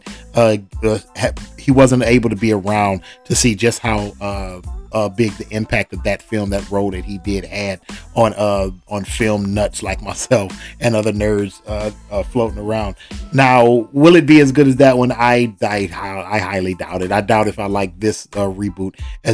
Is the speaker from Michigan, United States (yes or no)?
yes; Detroit, Michigan, United States; Detroit, Michigan, my hometown